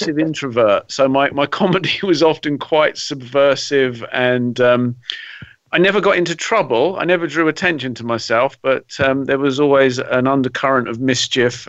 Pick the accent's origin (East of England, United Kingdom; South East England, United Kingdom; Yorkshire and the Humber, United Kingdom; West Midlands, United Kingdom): South East England, United Kingdom; Brighton; I'm originally from Brighton on the south coast of England, and I'm currently based about 6 miles inland.